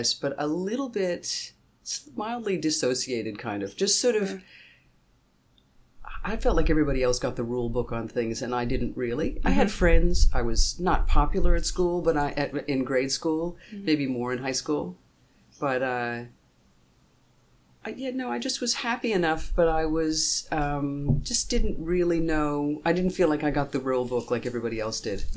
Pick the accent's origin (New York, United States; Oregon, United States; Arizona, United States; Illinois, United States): New York, United States; New York City; moved away as an adult; also born or lived in Bahamas; now in Australia; we moved to New York when I was one, uh-huh, and I grew up in New York City